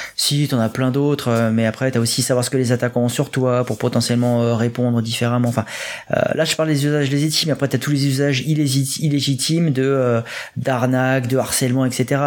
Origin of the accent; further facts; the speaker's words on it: France; nous sommes français